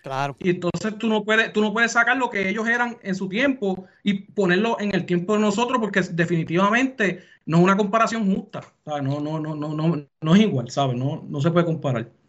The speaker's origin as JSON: {"language": "Spanish", "country": "Puerto Rico"}